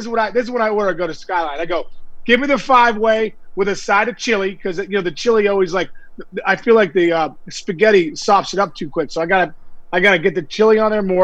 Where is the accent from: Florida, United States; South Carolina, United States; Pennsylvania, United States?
Pennsylvania, United States; Pittsburgh; I grew up here in Pittsburgh.